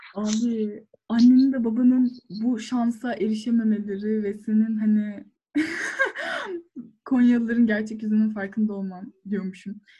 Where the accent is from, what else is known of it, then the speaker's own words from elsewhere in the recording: Afyonkarahisar, Turkey; ben de işte Afyonluyum